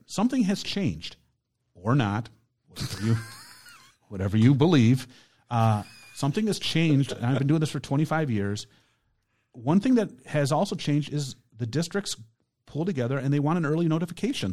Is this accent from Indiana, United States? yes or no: no; Palatine, Illinois, United States; now in Brownstown Township, United States; where I grew up in, in Palatine, Illinois